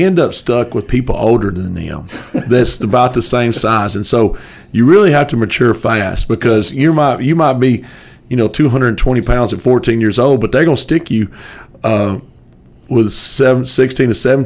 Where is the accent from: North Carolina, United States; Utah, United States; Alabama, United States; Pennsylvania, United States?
Alabama, United States; Geraldine; I grew up in Sand Mountain, a little town called Geraldine, Alabama